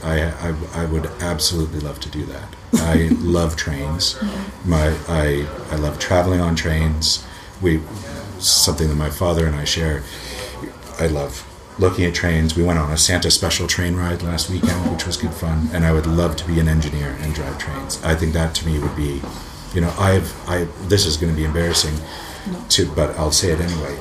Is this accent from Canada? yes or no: yes; Canada; moved away as an adult; also born or lived in England; now in United Kingdom; I was born in England, raised in Canada, and then moved back